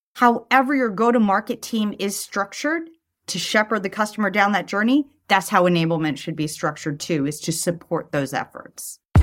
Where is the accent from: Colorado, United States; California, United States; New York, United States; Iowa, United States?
California, United States; Los Angeles; accent: Valley Girl; I grew up in Sherman Oaks